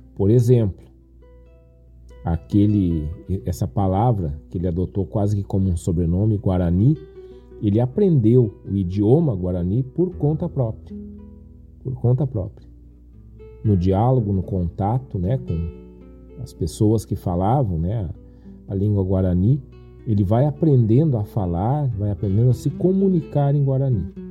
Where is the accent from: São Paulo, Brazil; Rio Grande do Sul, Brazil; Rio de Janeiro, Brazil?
Rio Grande do Sul, Brazil; accent: gaúcho; às vezes falam que, que o gaúcho fala cantando, tem tudo a ver com isso aqui ou fala cantado, né? Quer dizer, o nosso sotaque